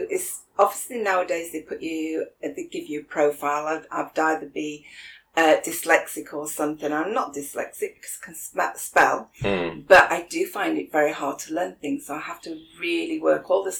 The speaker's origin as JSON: {"language": "English", "town": "Sheffield", "region": "Yorkshire and the Humber", "country": "United Kingdom", "tie": "born or raised there", "said": "Oh, crikey, back then, I had a very working class upbringing, but my family were all entrepreneurs."}